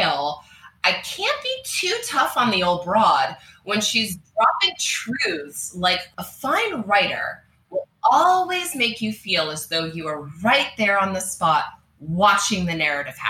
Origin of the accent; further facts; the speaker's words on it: United States; as American reader of British literature